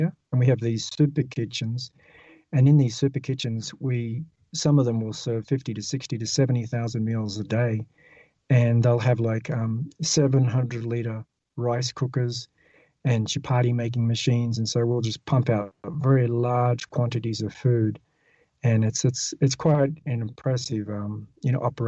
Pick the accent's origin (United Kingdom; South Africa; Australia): Australia; moved away as an adult; also born or lived in United States; I was living in Australia. I didn't mention that, but I'm originally from Australia.